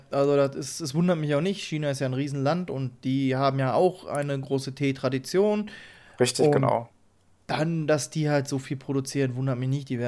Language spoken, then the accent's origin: German; Germany; als Deutscher